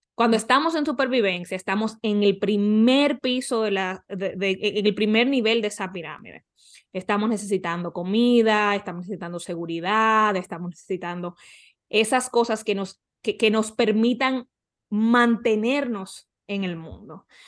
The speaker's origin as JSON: {"language": "Spanish", "country": "Dominican Republic", "tie": "born or raised there", "moved": "yes", "lives_now": "North Carolina, United States", "said": "en República Dominicana, ahora mismo vivo en Carolina del Norte con mi pareja"}